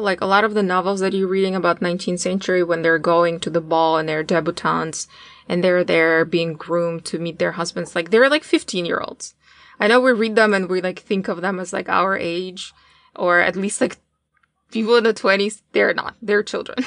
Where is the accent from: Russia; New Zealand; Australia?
Russia; Tatarstan; moved away as an adult; now in United States; I, uh, was born and raised in Tarstan, which is an independent republic that is located inside of Russia.